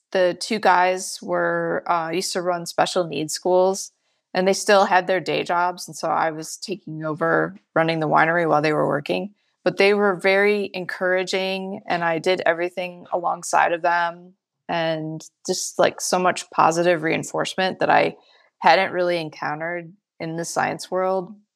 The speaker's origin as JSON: {"language": "English", "region": "Michigan", "country": "United States", "tie": "born or raised there", "moved": "as an adult", "lives_now": "California, United States", "said": "I grew up, born and raised in Michigan"}